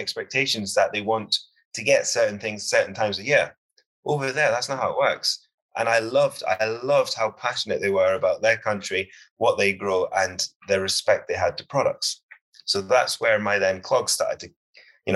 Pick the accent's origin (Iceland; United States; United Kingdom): United Kingdom; I'm a British chef and I cook British food